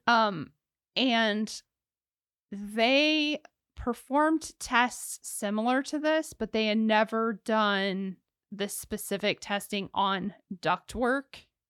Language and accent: English; Ohio, United States; I'm from Ohio